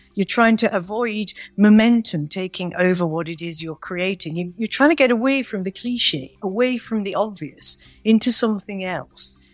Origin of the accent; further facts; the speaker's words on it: Manchester, North West England, United Kingdom; I was born in Manchester